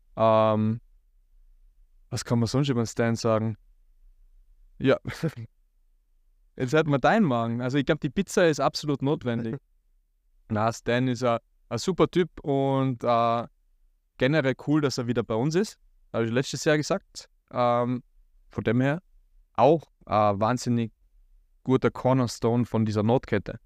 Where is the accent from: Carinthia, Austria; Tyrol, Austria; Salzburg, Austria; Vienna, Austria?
Tyrol, Austria; bei uns in Tirol